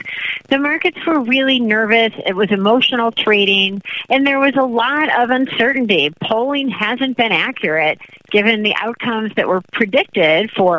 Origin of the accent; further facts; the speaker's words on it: Chicago, Illinois, United States; moved away as an adult; now I am back in Chicago, my hometown